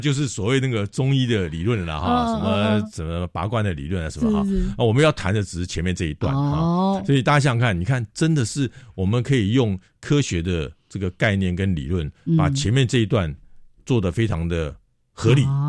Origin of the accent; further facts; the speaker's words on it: Taipei, Taiwan; also born or lived in Tainan (mother's family); 因为我阿妈住台南嘛，那我妈妈是从台南嫁到台北来